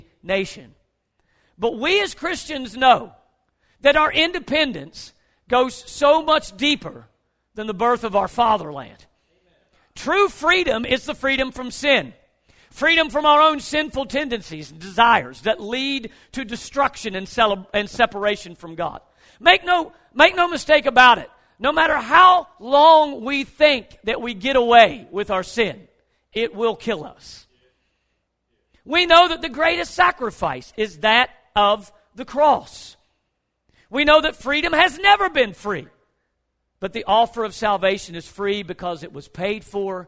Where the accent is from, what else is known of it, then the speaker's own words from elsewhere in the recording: Logan, West Virginia, United States; Logan County. That's where I'm from. Logan.